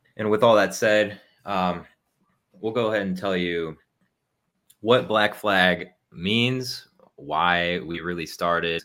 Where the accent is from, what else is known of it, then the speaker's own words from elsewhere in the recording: Ohio, United States; moved away as an adult; now in Texas, United States; I was originally from Ohio, and then I joined the Army. So now I live in Texas.